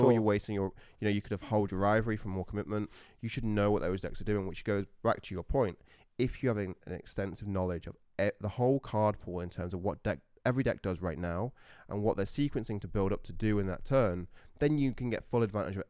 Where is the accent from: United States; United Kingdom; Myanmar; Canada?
United Kingdom; Sheffield, Yorkshire and the Humber; That's where I grew up in Sheffield.